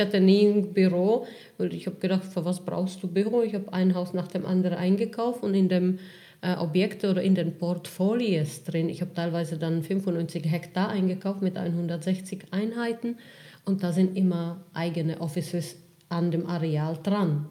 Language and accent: German; Czechia; now in Germany; Ich komme ursprünglich aus Tschechien. Ähm, ich bin vor fast 20 Jahren nach Deutschland gekommen